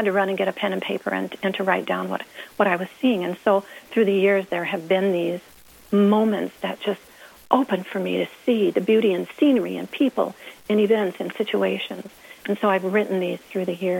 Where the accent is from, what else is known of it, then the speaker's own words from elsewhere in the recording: about 30 miles south of St. Louis, Missouri, United States; moved away as an adult; also born or lived in Leavenworth, Kansas; I was born and raised in Missouri, about 30 miles south of St. Louis